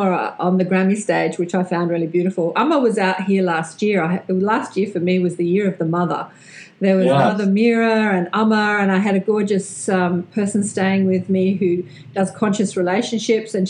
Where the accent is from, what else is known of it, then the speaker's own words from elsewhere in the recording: Australia; accent: Australian; my Australian accent